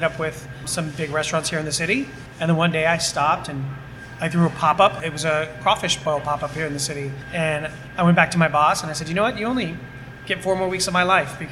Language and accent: English; Santa Clara, California, United States; also born or lived in San Francisco; I'm from the Bay. Born here in the city. Was raised in Santa Clara down south.